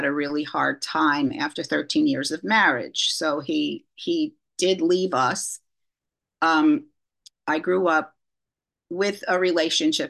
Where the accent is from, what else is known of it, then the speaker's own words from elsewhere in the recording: New York City, New York, United States; I grew up in New York City to two parents who were survivors of the Holocaust.